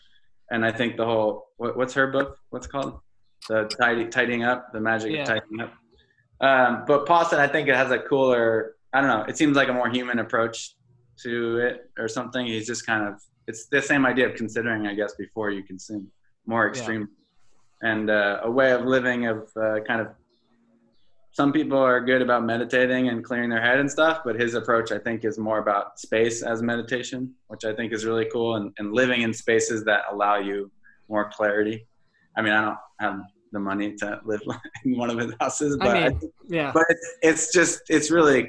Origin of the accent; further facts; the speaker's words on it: Connecticut, United States; I'm from Connecticut, so there was no burritos pre, like... Took a long time to get to the first